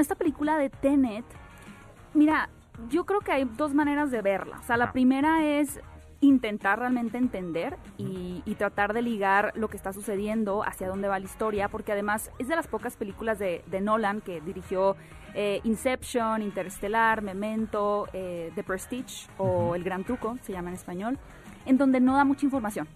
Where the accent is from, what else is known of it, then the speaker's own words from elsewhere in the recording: northern Mexico, Mexico; moved away; soy súper norteña. Exacto. Y allá tenemos muy buena palabra de honor